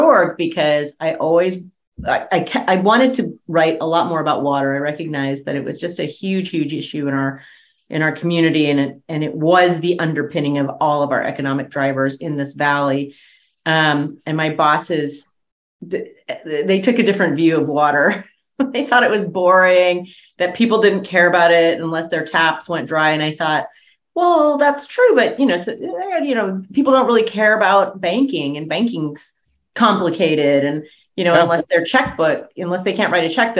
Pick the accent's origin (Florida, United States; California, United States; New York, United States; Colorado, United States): California, United States; Fresno; I was raised in Fresno on a ranch.